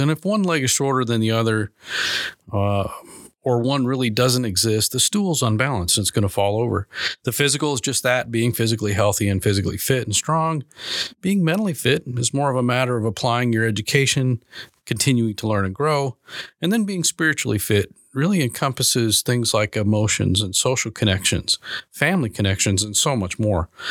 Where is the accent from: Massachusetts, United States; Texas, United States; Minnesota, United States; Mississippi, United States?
Minnesota, United States; now in Arkansas, United States; I'm originally from Minnesota, big Vikings fan